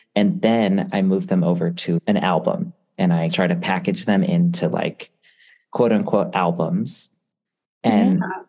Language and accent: English; Connecticut, United States; also born or lived in Hawaii; I'm from Connecticut